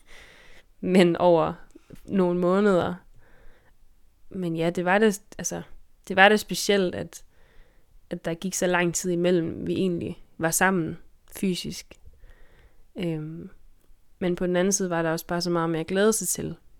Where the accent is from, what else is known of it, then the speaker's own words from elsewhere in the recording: Denmark; moved away as an adult; now in Faroe Islands; jeg er fra Danmark, og altså, jeg bliver aldrig færing i den forstand